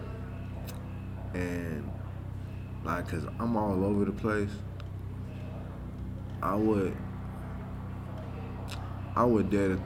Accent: the South, United States; me being from the South

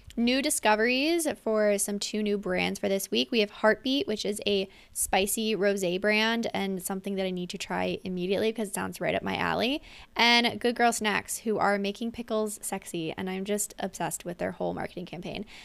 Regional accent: Pennsylvania, United States; my hometown in Pennsylvania

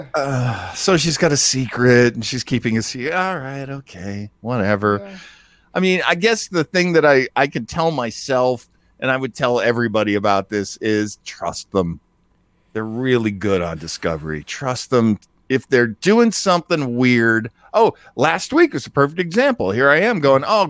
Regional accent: New Hampshire, United States; I grew up in New Hampshire

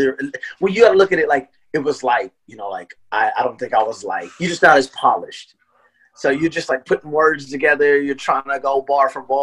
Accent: Lancaster, California, United States; now in Portland, United States; I'm from Lancaster, California.

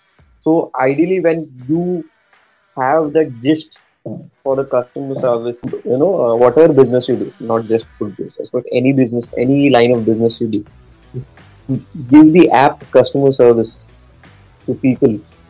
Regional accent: Mumbai, Maharashtra, India; growing up in Mumbai, a typical middle class family

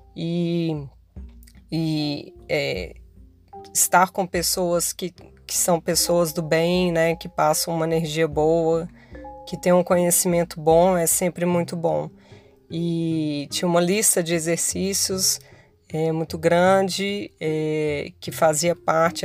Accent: Minas Gerais, Brazil; moved away as an adult; now in Rio de Janeiro, Brazil; sou mineira

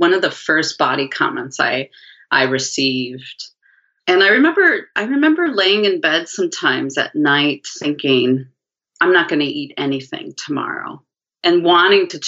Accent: Midwest, United States; now in Portland, United States; So I grew up in the Midwest in the 70s

